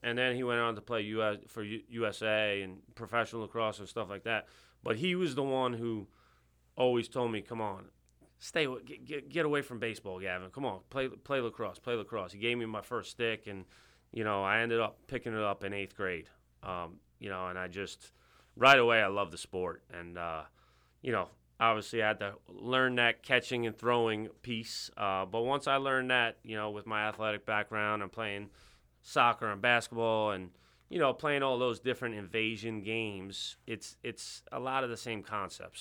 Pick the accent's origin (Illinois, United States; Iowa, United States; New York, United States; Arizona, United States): New York, United States; Bethpage; accent: New York; moved away; I'm originally from Long Island